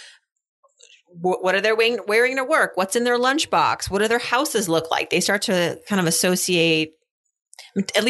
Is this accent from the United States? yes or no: yes; Massachusetts, United States; I remember growing up in Massachusetts